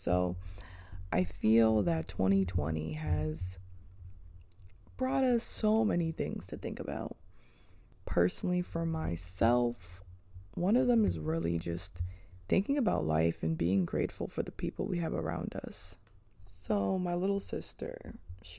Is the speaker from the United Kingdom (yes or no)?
no; Manchester Township, New Jersey, United States; moved away; I'm from a small town. It's called Manchester Township